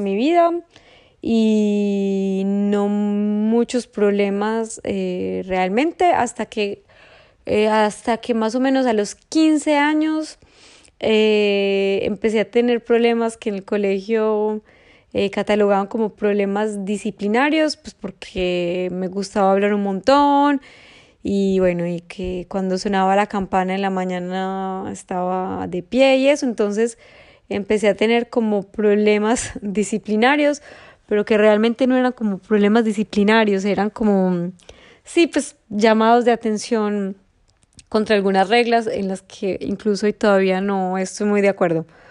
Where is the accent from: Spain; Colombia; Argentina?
Colombia; Medellín, Antioquia; yo nací en Medellín y toda la vida estudié en un colegio